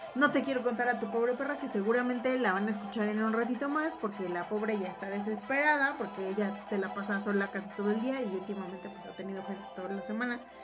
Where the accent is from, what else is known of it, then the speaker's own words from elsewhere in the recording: Mexico; nosotros como mexicanos